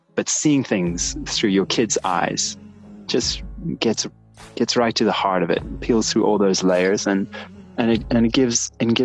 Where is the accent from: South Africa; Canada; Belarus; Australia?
South Africa; moved away as an adult; now in United States; It's my homeland